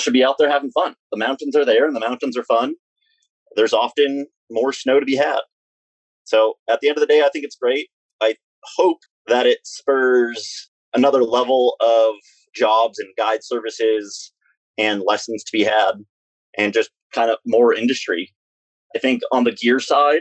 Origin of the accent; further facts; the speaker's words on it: Ithaca, New York, United States; now in Wyoming/Idaho area near the Tetons, United States; We were raised in Ithaca, New York, and we skied Greek Peak